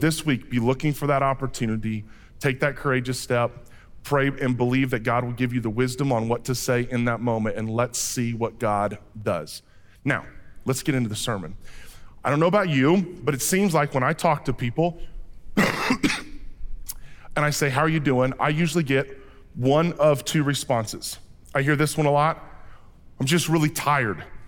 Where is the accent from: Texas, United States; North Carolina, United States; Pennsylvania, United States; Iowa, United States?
Iowa, United States; Fort Madison; when I was growing up in Fort Madison, Iowa